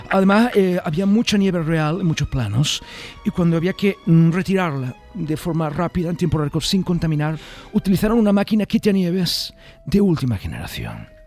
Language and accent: Spanish; Málaga, Andalusia, Spain; accent: Andalusian; como malagueño que soy, siempre que voy a los estudios de animación de Disney, les digo en perfecto andaluz